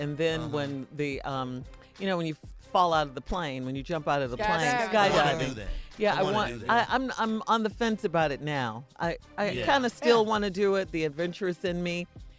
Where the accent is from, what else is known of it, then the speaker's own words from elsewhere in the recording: Chicago, Illinois, United States; I never did that, and I was born and raised in Chicago.